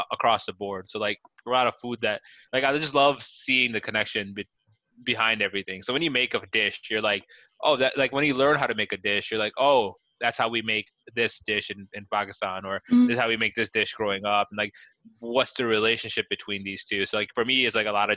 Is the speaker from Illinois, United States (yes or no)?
yes; Chicago, Illinois, United States; I'm born and raised in Chicago. Like I'm an ABC